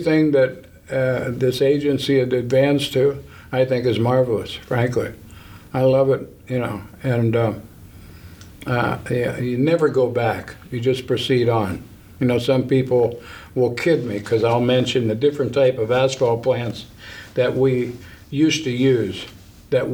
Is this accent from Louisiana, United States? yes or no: no; Wheeling, West Virginia, United States; also born or lived in Mount Pleasant, Ohio; I was born in North Wheeling Hospital